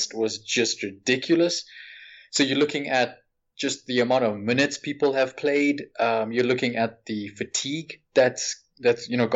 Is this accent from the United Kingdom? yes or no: no; South Africa; you know what it's like here in South Africa. I'm from South Africa